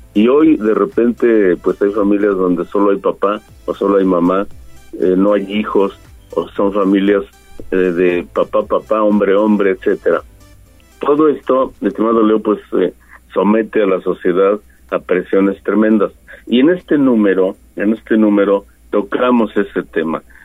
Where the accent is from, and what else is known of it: Mexico